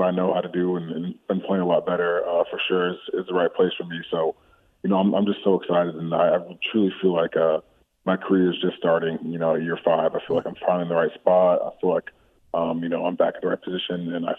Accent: Chicago, Illinois, United States; born there; also born or lived in Australia / Connecticut / Texas; Yeah, so I was born in Chicago. Lived there for a couple of years, and my family, my dad's job, he worked for Procter & Gamble, moved us to Australia for about 5 years. And after that, we were in Connecticut for 3, and then after Connecticut, we moved to Texas

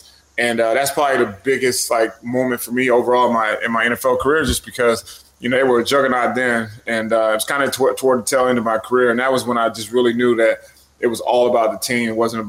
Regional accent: Alabama, United States; also born or lived in Frankfurt, Germany / El Paso, Texas / Fort Knox, Kentucky; I was born in Frankfurt, lived there for 2 years. Moved to El Paso, Texas for 3, back to Germany for 3, Fort Knox, Kentucky for 3, back to Germany, and then finally got my dad got stationed at Fort Worker, Alabama

